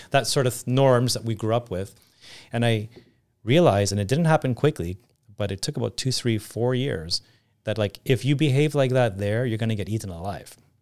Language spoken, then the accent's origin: English; Canada; moved away as an adult; also born or lived in Greece; as a Canadian, Greek Canadian